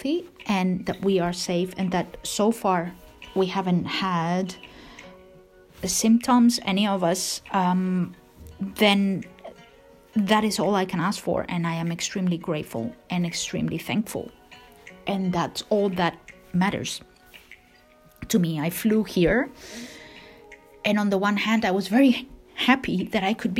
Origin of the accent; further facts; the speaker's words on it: Spain; now in Canada; I am from Spain and that I happen to be in Spain